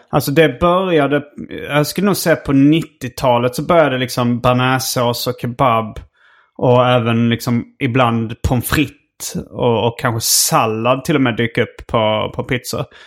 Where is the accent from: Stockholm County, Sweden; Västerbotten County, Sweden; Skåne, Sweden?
Skåne, Sweden; Malmö; min barndom i Malmö